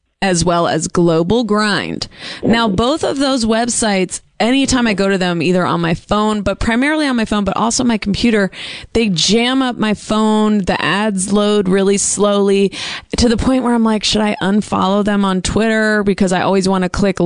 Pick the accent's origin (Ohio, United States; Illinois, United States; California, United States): California, United States; Bay Area; now in Los Angeles, United States; a 510 area code, and I said, that's my hometown